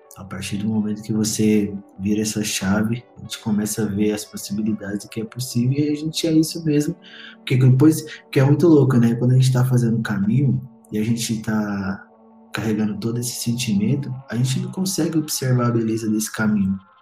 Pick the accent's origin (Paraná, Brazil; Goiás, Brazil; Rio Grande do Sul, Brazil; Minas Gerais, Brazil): Goiás, Brazil; Goiânia; moved away as an adult; also born or lived in Brasília; mais novo, eu achava que eu nunca sairia da, do meu bairro, da minha cidade